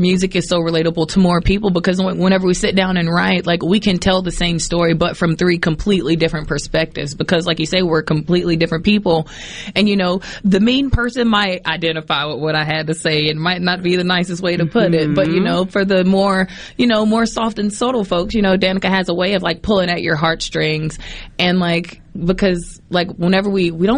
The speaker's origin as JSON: {"language": "English", "town": "Poplarville", "region": "Mississippi", "country": "United States", "tie": "born or raised there", "also_born_or_lived": "New Orleans, Louisiana", "moved": "yes", "said": "We grew up singing gospel in church, but we grew up in Poplarville, Mississippi."}